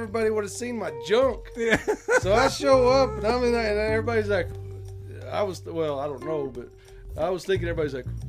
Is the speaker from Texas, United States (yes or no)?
yes; Loving, Texas, United States; now in Capitan, United States; No, I'm out of Texas, so we used to fish all the stock tanks over there.